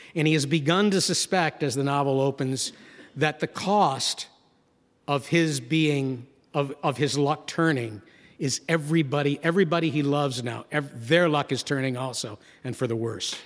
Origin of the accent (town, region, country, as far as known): Gloversville, New York, United States; born or raised there; moved away